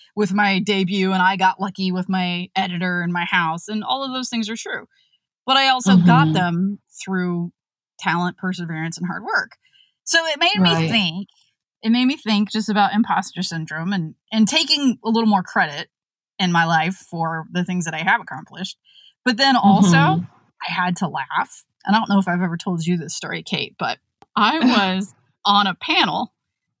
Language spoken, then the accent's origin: English; West Virginia, United States; moved away; We're from West Virginia